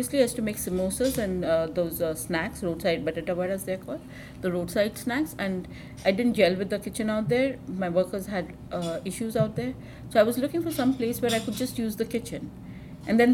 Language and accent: English; India; being an Indian, you know, we have a philosophy